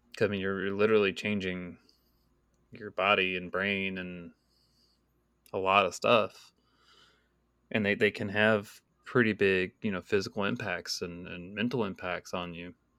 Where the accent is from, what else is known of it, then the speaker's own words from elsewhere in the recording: Texas, United States; moved away; also born or lived in California; me being Texan